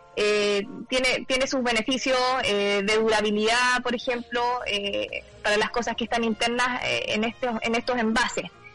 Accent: Chile; como chilenos

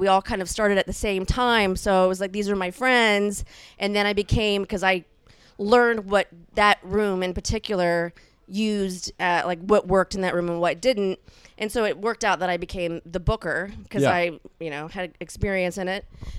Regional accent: South Louisiana, United States; I'm from South Louisiana

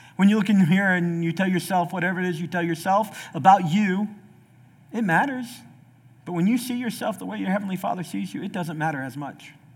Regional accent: the South, United States; I'm from the South

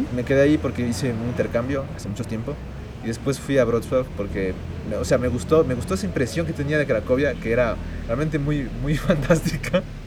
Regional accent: Ecuador; yo soy ecuatoriano

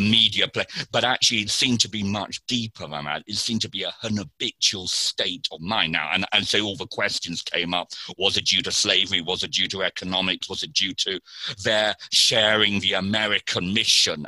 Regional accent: United Kingdom; as a Brit

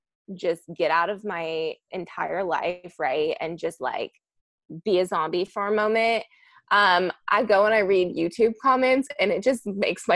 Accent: Kentucky, United States; now in Nashville, United States; So I'm in Nashville. I grew up in Kentucky.

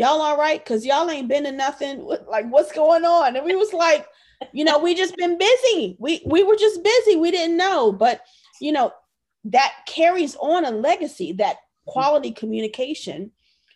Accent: Virginia, United States; moved away as an adult; also born or lived in Okinawa, Japan / San Diego; I'm from Virginia.

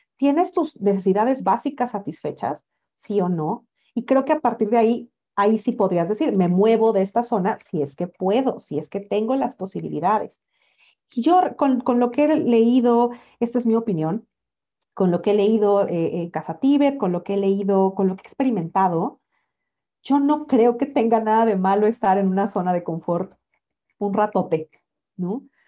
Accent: Mexico; yo soy mexicana

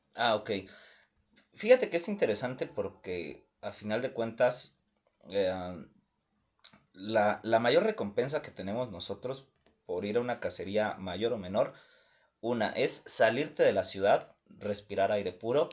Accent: Mexico; como todo mexicano

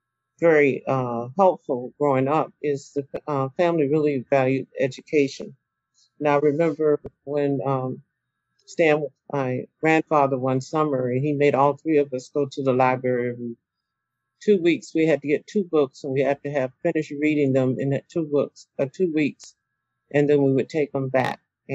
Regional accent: Simpsonville, South Carolina, United States; born there; I was born in Simpsonville, South Carolina. And just recently found out that there was a school named after one of my relatives there.

